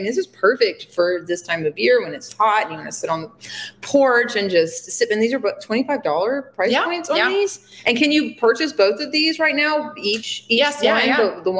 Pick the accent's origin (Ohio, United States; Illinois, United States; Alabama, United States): Alabama, United States; Alabama. Yeah. Sorry to my home state.